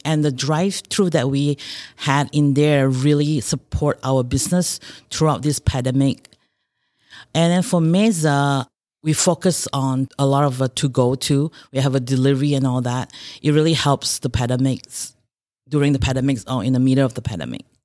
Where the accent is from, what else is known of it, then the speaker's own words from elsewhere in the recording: Malaysia; moved away as an adult; now in Rochester, United States; I grew up in Malaysia. I came by here in two thousand and four to Rochester, Minnesota.